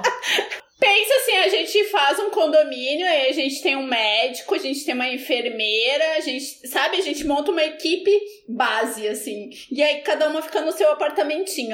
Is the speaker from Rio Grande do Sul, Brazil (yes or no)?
yes; Cachoeira do Sul, Rio Grande do Sul, Brazil; moved away; Cachoeira do Sul, que é a minha cidade natal